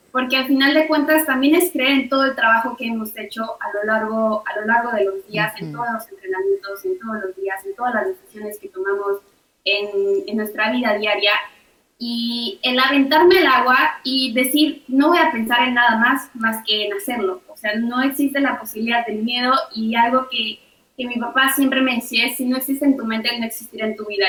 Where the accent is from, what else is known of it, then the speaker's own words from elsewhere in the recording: Mexico; como mujer mexicana